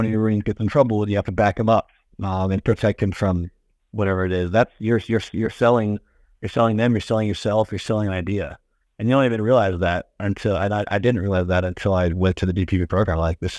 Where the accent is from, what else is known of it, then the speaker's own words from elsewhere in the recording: Washington, United States; also born or lived in Arizona; now in Indianapolis, United States; I'm from the Seattle area. So, born in Arizona, but grew up and raised in Washington, so about half an hour east of Seattle, went to college out there as well.